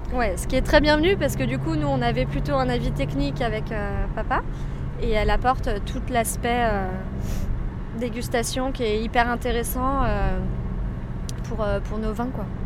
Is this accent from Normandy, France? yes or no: no; Savoie, Auvergne-Rhône-Alpes, France; also born or lived in Canada / Beaune